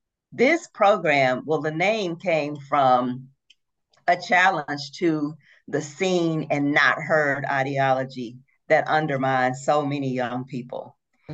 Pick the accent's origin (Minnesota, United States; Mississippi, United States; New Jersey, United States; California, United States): Mississippi, United States; Brookhaven; moved away as an adult; The Brookhaven Lincoln County Boys and Girls Club in my hometown